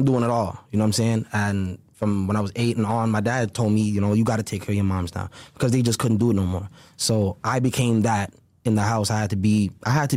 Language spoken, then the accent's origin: English; Brampton, Ontario, Canada; the place where I grew up in Brampton